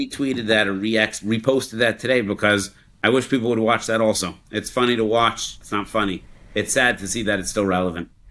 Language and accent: English; Denver, Colorado, United States; I grew up in Denver, Colorado